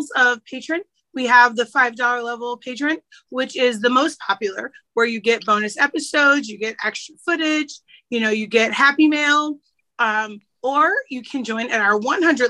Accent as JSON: {"language": "English", "town": "Chicago", "region": "Illinois", "country": "United States", "tie": "born or raised there", "said": "my hometown"}